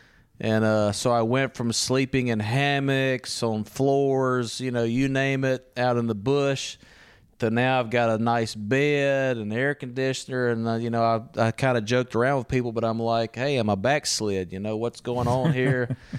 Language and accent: English; Louisiana, United States; moved away as an adult; now in Italy; I'm originally from Louisiana.